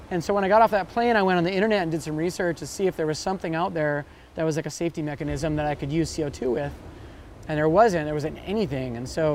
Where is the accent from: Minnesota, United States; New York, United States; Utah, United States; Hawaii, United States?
Hawaii, United States; Kona; I was born and raised in Kona on the Big Island.